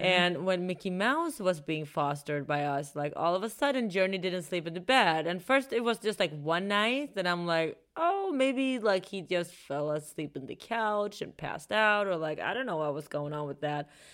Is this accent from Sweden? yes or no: yes; Sweden; moved away; I'm from Sweden